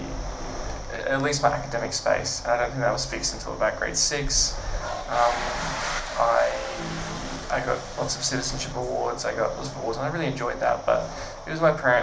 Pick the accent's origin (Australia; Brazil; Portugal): Australia; Brisbane, Queensland; also born or lived in Bundaberg; I've been in Brisbane since I started school, basically.